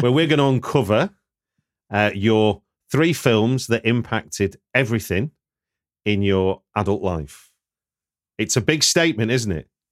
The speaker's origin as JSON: {"language": "English", "town": "Manchester", "region": "North West England", "country": "United Kingdom", "said": "I'm a Manchester boy"}